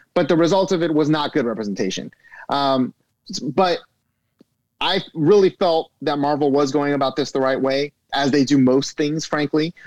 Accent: San Gabriel Valley, California, United States; I grew up in San Gabriel Valley

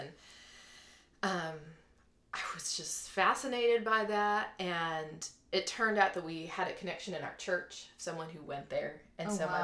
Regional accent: Cleveland, Ohio, United States; now in Dallas, United States; I grew up in Cleveland, Ohio, in one of the suburbs

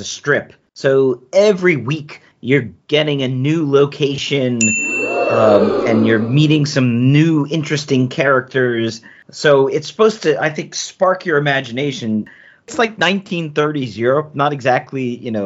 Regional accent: United States; as an American, I wouldn't understand because I didn't go to that kind of education system

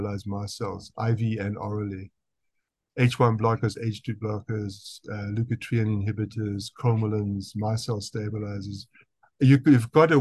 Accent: South Africa; accent: South African; That's my South African accent

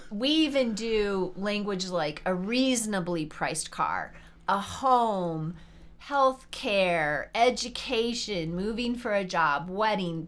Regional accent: South Dakota, United States; now in Colorado, United States; Both of us are from kind of farm country. She's from Minnesota. I'm from South Dakota

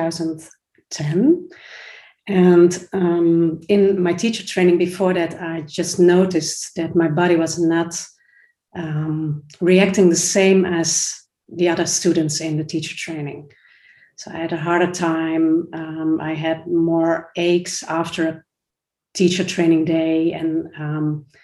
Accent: Netherlands; I'm from the Netherlands

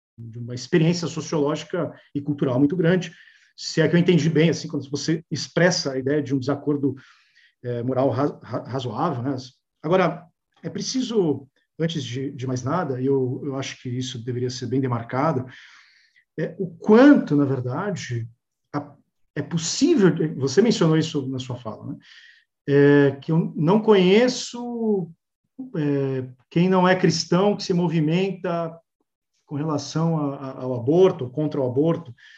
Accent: Brazil; como brasileiros

